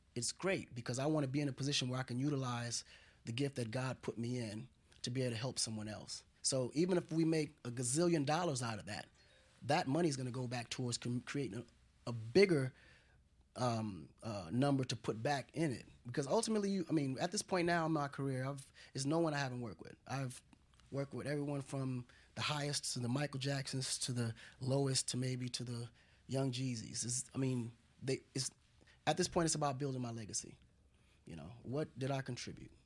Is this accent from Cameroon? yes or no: no; Dakar, Senegal; now in United States; I was raised in Senegal, um, a part of Senegal called Kola, which is a rural area of Dakar.